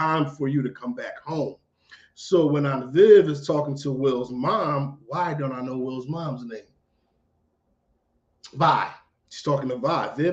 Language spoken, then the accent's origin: English; Philadelphia, Pennsylvania, United States; I'm from Philly